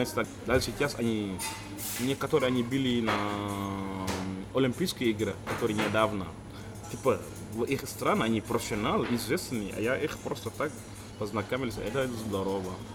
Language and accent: Russian; Senegal; Russian is a second language; now in Russia; я из Сенегала